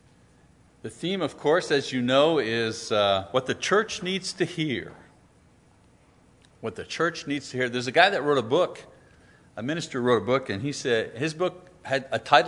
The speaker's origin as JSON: {"language": "English", "region": "French Quebec", "country": "Canada", "tie": "born or raised there", "said": "I grew up in French Quebec in the 50s"}